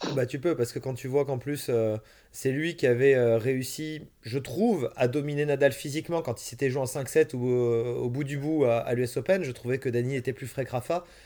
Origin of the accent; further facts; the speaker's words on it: France; en tant que Français